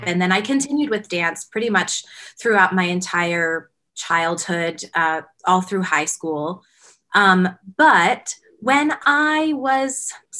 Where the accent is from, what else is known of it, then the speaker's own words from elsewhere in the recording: Whitehall, Pennsylvania, United States; moved away as an adult; also born or lived in Hartford, Connecticut / New York; now in Las Vegas, United States; So, yes, I grew up near Allentown, Pennsylvania. And then I went to college in Connecticut, Hartford, Connecticut.